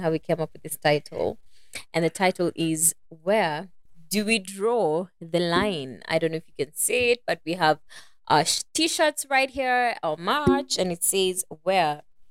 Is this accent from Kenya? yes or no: yes; Kenya; we are Kenyans from Kenya.